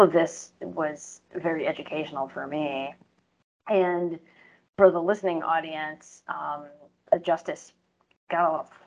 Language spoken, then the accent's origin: English; United States; as an American, who's born in this country